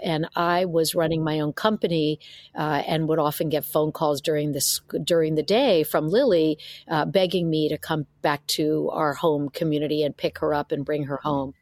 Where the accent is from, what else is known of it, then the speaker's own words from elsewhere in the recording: New York City, New York, United States; moved away as an adult; now in San Francisco Bay Area, United States; I was born and raised in New York City, uh, migrated out to uh, the San Francisco Bay Area after college